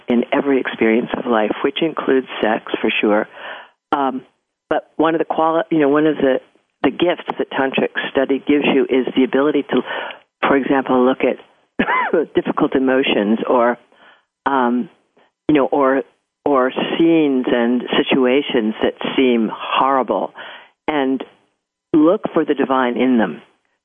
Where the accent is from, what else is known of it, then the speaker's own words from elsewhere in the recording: California, United States; I'm from California and I love California.